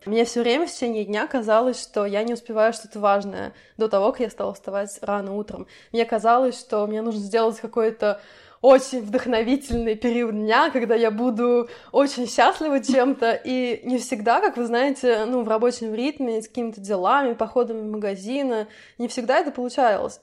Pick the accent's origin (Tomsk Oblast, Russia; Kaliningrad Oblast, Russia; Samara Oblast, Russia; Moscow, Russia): Samara Oblast, Russia; Samara; moved away; Мы, кстати, я и Ира, мы тоже из Самары